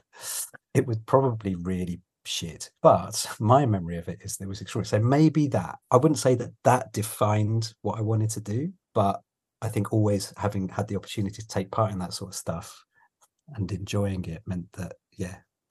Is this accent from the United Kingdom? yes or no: yes; London, United Kingdom; moved away as an adult; also born or lived in Leeds; I was born in London and I'm a very proud Londoner